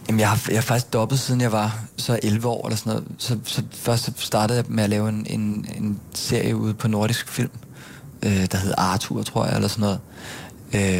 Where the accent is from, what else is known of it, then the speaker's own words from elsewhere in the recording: Gilleleje, Capital Region of Denmark, Denmark; moved away as an adult; also born or lived in Bornholm; now in Copenhagen, Denmark; jeg er født på Bornholm, faktisk. Øh, og så boede jeg der, da jeg var seks. Og så flyttede vi alle sammen til Gilleleje op i Nordsjælland, øh, hvor jeg så voksede op og gik i folkeskole